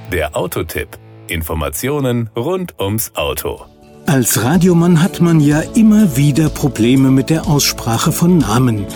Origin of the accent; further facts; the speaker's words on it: Germany; Bei uns in Deutschland sagt man meistens Skoda mit langgezogenem O.